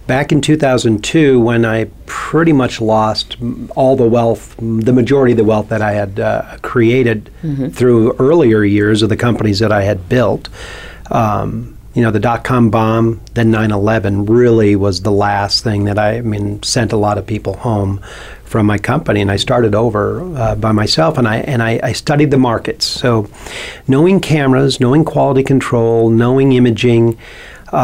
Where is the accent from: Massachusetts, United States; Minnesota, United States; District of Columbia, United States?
Minnesota, United States; St. Cloud; He lived in a small town where I grew up in St. Cloud, Minnesota